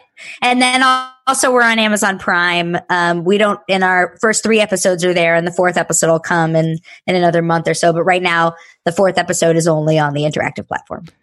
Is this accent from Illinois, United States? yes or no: no; Texas, United States; now in New York City, United States; I grew up in Texas